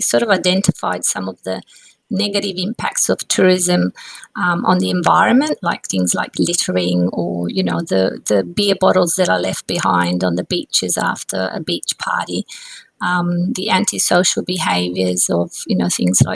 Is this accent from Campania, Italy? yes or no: yes; Positano, Campania, Italy; I grew up in a very beautiful part of Italy, which you may have heard of, called Positano on the Amalfi Coast